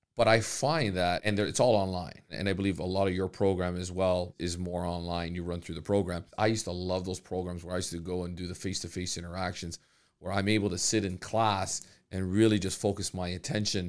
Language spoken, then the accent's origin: English; Canada; the opportunities that are given to us as Canadians.